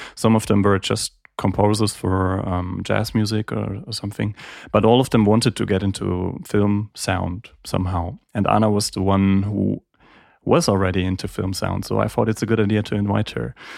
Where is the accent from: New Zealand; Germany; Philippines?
Germany; Heidelberg, Baden-Württemberg; also born or lived in Graz, Austria / Geneva, Switzerland; I was born and raised in Heidelberg, and came back here